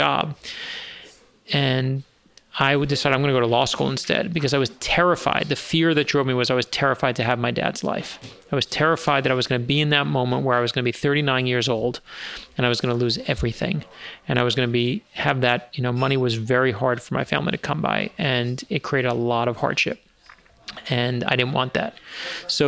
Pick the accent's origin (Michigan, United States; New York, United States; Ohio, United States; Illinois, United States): New York, United States; New York City; I grew up in Brooklyn, New York